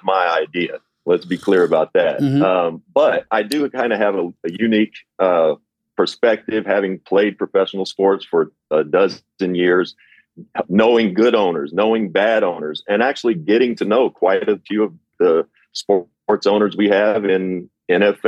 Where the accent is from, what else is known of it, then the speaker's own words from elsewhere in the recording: Kentucky, United States; moved away as an adult; growing up in Kentucky, I started becoming famous at about age 15 just for playing basketball